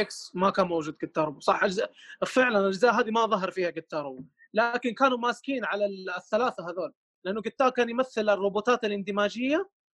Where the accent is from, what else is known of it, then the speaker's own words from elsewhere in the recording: Mecca, Makkah Province, Saudi Arabia; عندنا في مكه هنا